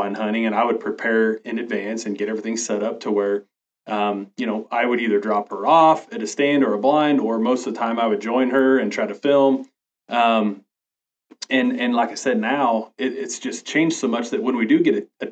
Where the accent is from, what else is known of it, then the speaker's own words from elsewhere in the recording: Northwest Kansas, United States; I was born and raised in Northwest Kansas, and I've basically lived here all my life